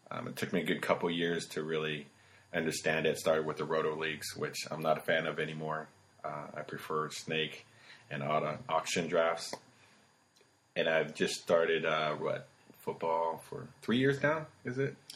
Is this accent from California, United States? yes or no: yes; Alameda, California, United States; moved away as an adult; now in Portland, United States; I'm originally from California, kind of born and raised in Alameda, Oakland area. So I am a true Raiders fan. Uh, I've been living here in Portland, Oregon for about 15 years.